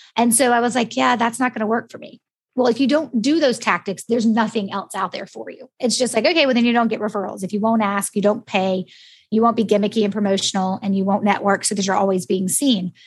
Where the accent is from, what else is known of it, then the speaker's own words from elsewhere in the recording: United States; accent: American; my American one